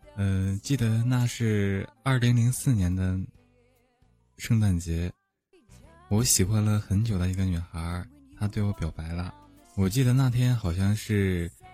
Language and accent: Chinese; Northeast China, China; 我也是东北的